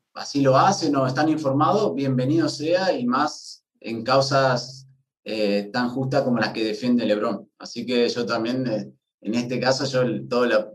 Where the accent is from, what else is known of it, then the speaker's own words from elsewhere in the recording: Nogoyá, Entre Ríos, Argentina; moved away as an adult; also born or lived in Guadalajara, Spain / Torrejón de Ardoz, Spain / Daimiel, Spain; yo soy, para el que no me conoce, de Nogoyá, Entre Ríos, una ciudad de 35.000, 35, 30.000 habitantes